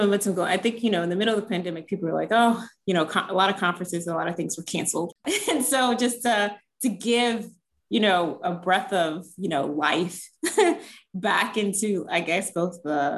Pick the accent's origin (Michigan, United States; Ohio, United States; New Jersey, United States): Ohio, United States; Cincinnati; moved away as an adult; also born or lived in North Carolina / Indiana; now in Minnesota, United States; I'm originally from Cincinnati, Ohio. So that's where I grew up